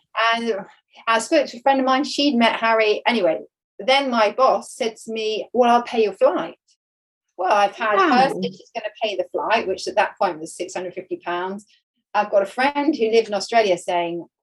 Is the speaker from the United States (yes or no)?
no; about 4 hours east of Devon, England, United Kingdom; now in Devon, United Kingdom; I grew up about 4 hours east of here